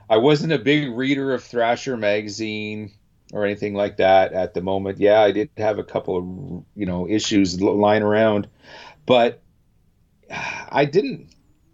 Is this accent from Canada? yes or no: yes; Canada; as a Canadian